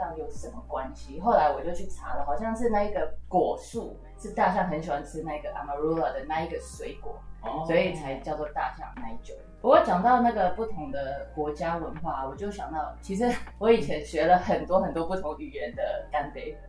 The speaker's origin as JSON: {"language": "Chinese", "country": "Taiwan", "said": "我们中华民国"}